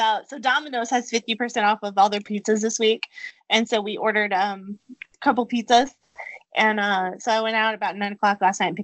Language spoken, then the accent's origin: English; Chicago, Illinois, United States; now in North Carolina, United States; I grew up driving in Chicago